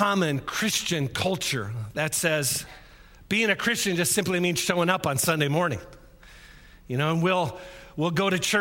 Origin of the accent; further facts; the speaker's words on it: United States; us as American Westerners